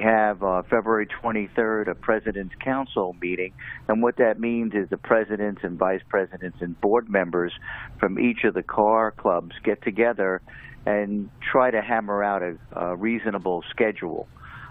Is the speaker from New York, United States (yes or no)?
yes; West Babylon, New York, United States; I'm from West Babylon